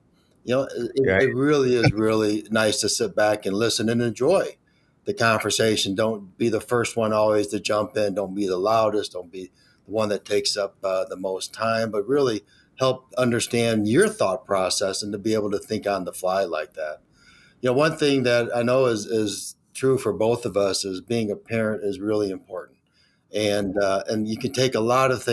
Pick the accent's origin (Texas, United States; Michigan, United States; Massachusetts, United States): Michigan, United States; Detroit; born and raised in Michigan